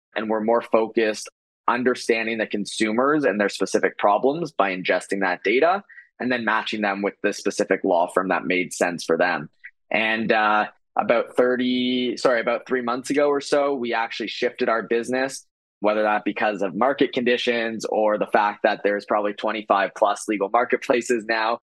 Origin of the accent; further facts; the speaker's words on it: Toronto, Ontario, Canada; I am Canadian, I'm from Toronto